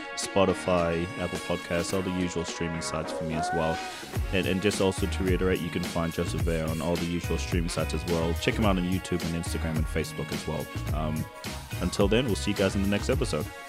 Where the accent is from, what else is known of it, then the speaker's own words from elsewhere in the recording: Tonga; first language Tongan; English is a second language; I grew up in Tonga and my Tongan has been less than average